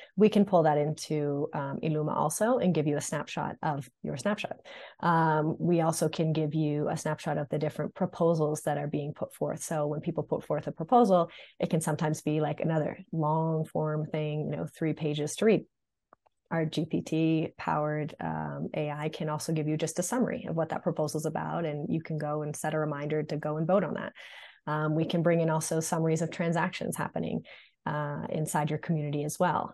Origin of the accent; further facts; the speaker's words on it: Marblehead, Massachusetts, United States; moved away as an adult; also born or lived in Los Angeles / New York; I'm originally from Marblehead, Massachusetts, which is a tiny town north of Boston